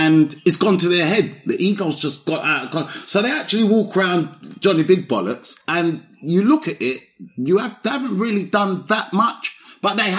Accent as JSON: {"language": "English", "region": "London", "country": "United Kingdom", "tie": "born or raised there", "said": "I grew up in Broccoli, South East London. So I've grown up, but Southwest and Southeast. But my growing up years, the young years, was mostly in Broccoli"}